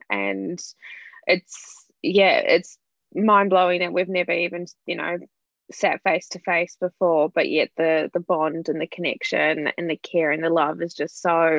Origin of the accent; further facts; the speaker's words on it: New Zealand; moved away; I'm originally from New Zealand and my core group of friends are in New Zealand.